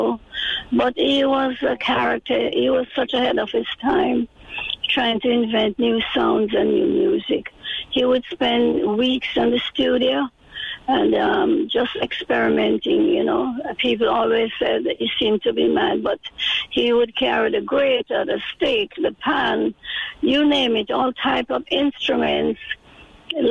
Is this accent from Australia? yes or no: no; Kingston, Jamaica; moved away; I am from Kingston. I was born 85 years ago, right in the Jubilee Hospital.